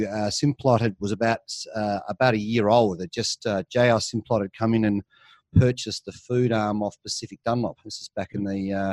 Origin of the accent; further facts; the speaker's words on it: Melbourne, Victoria, Australia; moved away as an adult; now in Sydney, Australia; based up here in Sydney now, but actually grew up down your way, down in Melbourne. So school and university for many years down in the suburbs of Melbourne.